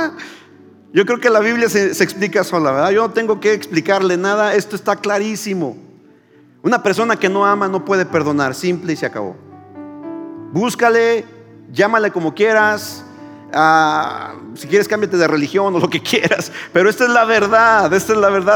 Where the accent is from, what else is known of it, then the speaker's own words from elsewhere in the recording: Mexico; los que eh, nacimos en México o en América Latina eh, estamos muy familiarizados con el Padre Nuestro